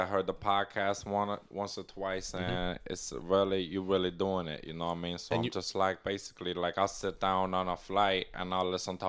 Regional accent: Prim, Nevada, United States; Prim. I'm from Prim, Nevada.

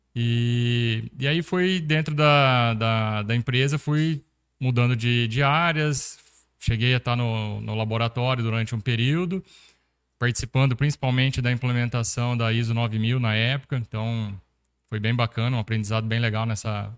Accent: Sertãozinho, São Paulo, Brazil; sou natural de Sertãozinho, interior de São Paulo

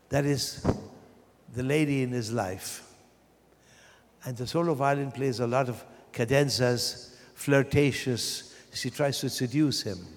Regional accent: Vienna, Austria; born or raised there; moved away

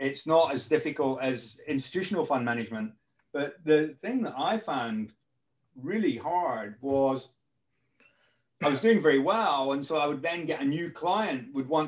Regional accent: Scotland, United Kingdom; now in London, United Kingdom; I live in London. I'm actually Scottish

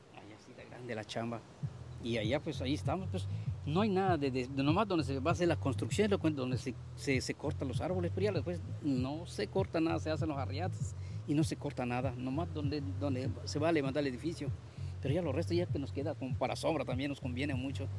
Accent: Campeche, Mexico; yo no soy de acá, yo vengo desde Campeche

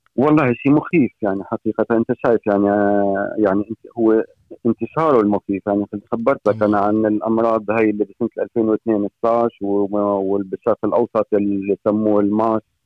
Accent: Syria; moved away as an adult; also born or lived in Norway; now in Fredrikstad, Norway; من سوريا أنا آه، عايش فني بالنرويج حوالي 22 سنة

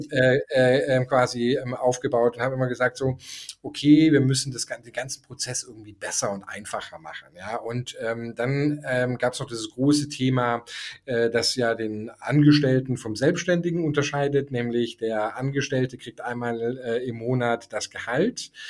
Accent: Germany; moved away as an adult; also born or lived in Denmark / Toulouse, France; ich war Deutscher

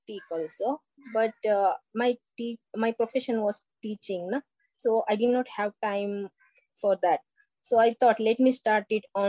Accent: Mangalore, Karnataka, India; English is a second language; from Mangalore

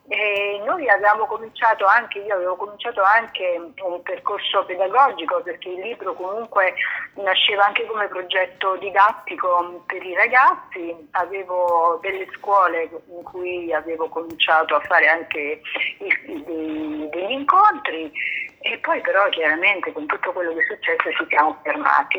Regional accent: Naples, Campania, Italy; Io sono napoletana, ma, eh, diciamo, da quando ero piccolissima, eh, sono sempre stata al mare

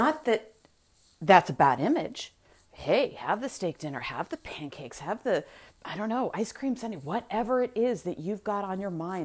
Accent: Massachusetts, United States; I'm from Massachusetts.

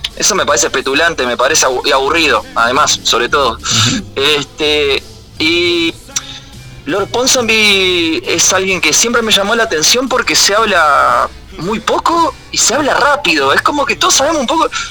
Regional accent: Montevideo, Uruguay; Y yo que soy de Capurro

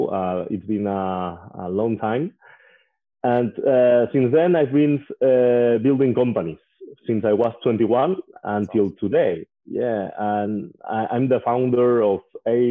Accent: Figueres, Catalonia, Spain; English is a second language; I was born and raised in Spain. I'm from a small town called Figueras.

